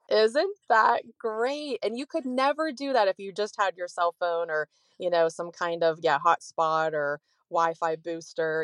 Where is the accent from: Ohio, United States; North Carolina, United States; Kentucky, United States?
Ohio, United States; moved away; also born or lived in Florida; we're from Ohio, but we started R Ving when we were in Florida, we lived there for twenty years